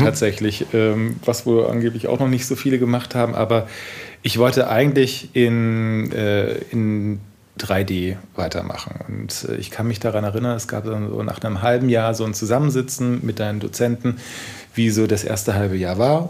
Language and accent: German; Heilbronn, Baden-Württemberg, Germany; moved away as an adult; also born or lived in Stuttgart, Germany / Garbsen, Germany; now in Berlin, Germany; also wir sind mit zehn sind wir nach Heilbronn gezogen